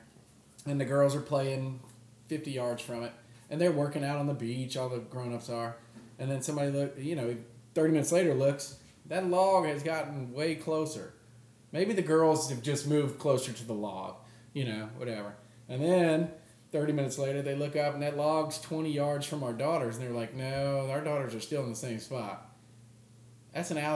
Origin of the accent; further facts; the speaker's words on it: Louisiana, United States; I grew up in Louisiana